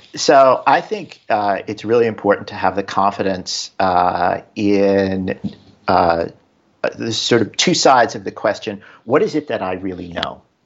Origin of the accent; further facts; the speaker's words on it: New York, United States; now in Bay Area, United States; I'm a New Yorker